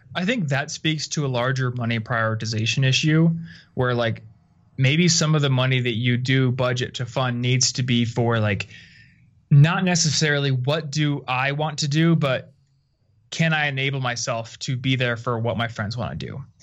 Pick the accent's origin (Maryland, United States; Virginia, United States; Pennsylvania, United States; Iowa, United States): Iowa, United States; moved away; I'm from Iowa originally, so kind of a sleepy town comparatively.